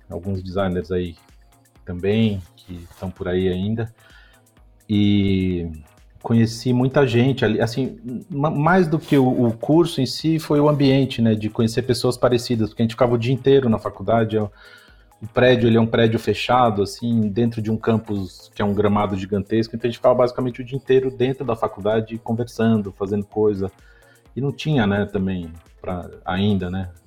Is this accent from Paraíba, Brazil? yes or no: no; São Paulo, Brazil; also born or lived in Austin, Texas; eu nasci em São Paulo. Uh, eu sou paulistano